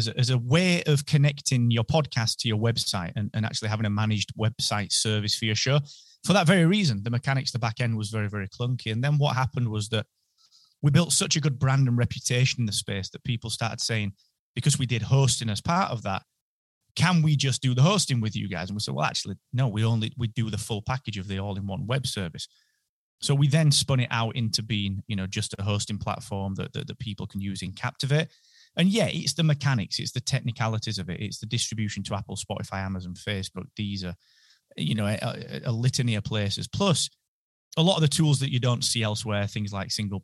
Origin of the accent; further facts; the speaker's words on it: Barnsley, Yorkshire and the Humber, United Kingdom; accent: North British; now in Holmfirth, United Kingdom; So I'm from Barnsley, and then by way of a lot of different places, now I ended up sort of back about 30 minutes outside of Barnsley in a place called Holmfirth